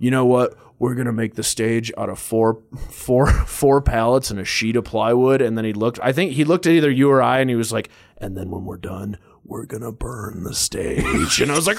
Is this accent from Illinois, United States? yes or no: no; Las Cruces, New Mexico, United States; born there; I was born in New Mexico. I was born in a little border town in New Mexico called Las Cruces.